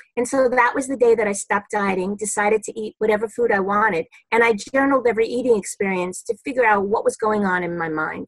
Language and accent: English; New York City, New York, United States; I'm a New Yorker, born and bred in Brooklyn